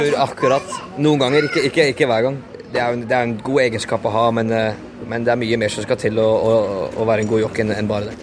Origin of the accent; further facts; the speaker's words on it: Norway; now in England; Jeg vokste opp i Norge.